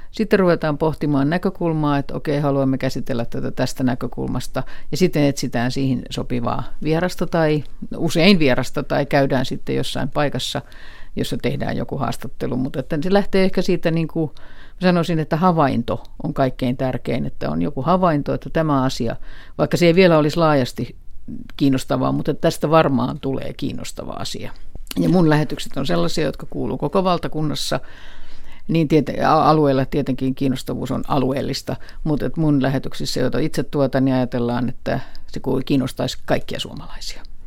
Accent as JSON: {"language": "Finnish", "town": "Helsinki", "region": "Uusimaa", "country": "Finland", "said": "äitini, joka oli oli Helsingistä kotoisin, kuten myös minä"}